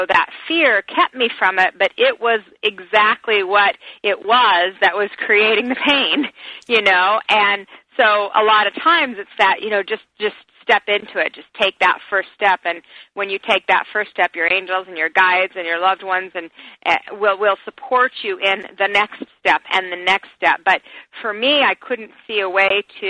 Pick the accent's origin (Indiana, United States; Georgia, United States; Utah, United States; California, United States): Utah, United States; Salt Lake City; growing up in Salt Lake City, Utah, I didn't have a support system.